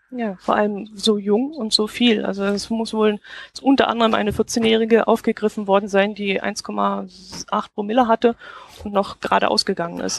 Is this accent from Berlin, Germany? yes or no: no; Kempten, Bavaria, Germany; da steht eine alte Burganlage bei uns in Kempten